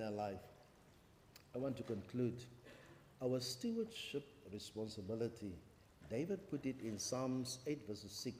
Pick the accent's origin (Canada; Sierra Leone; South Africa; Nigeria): South Africa; Kimberley, Northern Cape; now in Cape Town, South Africa; I'm from Kimberley.